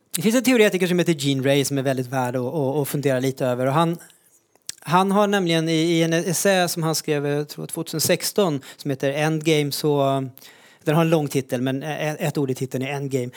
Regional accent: Sweden; i Sverige där jag växte upp

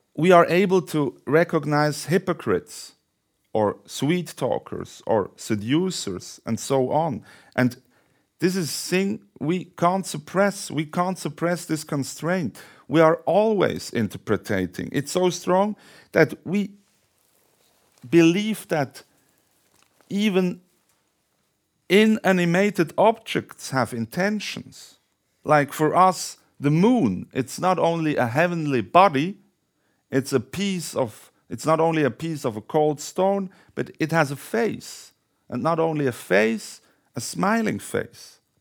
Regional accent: Thun, Bern, Switzerland; Thun, which was this crossroad, uh, it's my hometown

